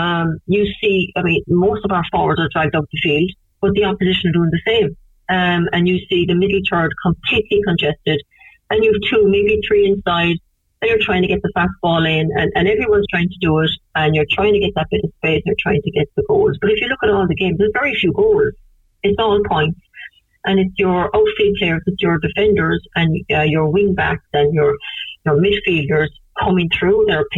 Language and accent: English; Cork, Munster, Ireland; I'm from Cork.